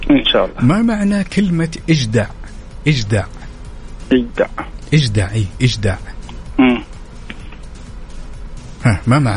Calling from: Riyadh, Riyadh Province, Saudi Arabia; والله من الرياض يا طيب

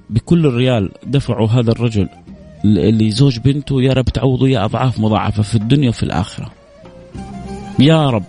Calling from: Jeddah, Makkah Province, Saudi Arabia; من جده

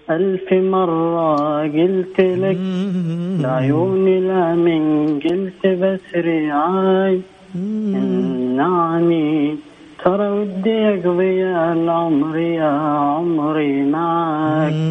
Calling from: Mecca, Makkah Province, Saudi Arabia; من مكة من الشوقية

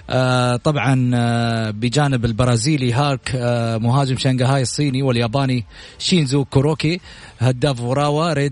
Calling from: Jeddah, Makkah Province, Saudi Arabia; من جده

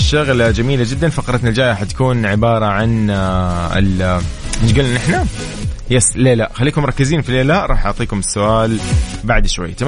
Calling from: Mecca, Makkah Province, Saudi Arabia; درجة الحرارة عندنا في مكة 46 … من مكة أشارك معكم للمرة الثانية

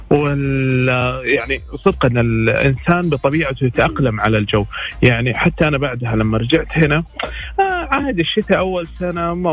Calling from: Riyadh, Riyadh Province, Saudi Arabia; اه من الرياض

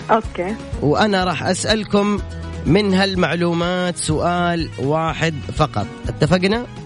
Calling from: Riyadh, Riyadh Province, Saudi Arabia; من وين من الرياض انا من الرياض

